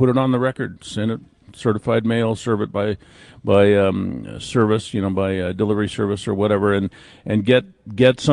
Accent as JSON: {"language": "English", "region": "California", "country": "United States", "said": "I'm from California"}